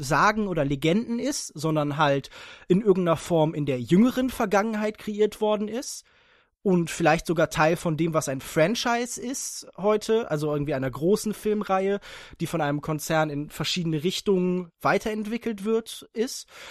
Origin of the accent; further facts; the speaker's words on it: Heidelberg, Baden-Württemberg, Germany; ich komme aus Heidelberg und studiere dort Politikwissenschaften und VWL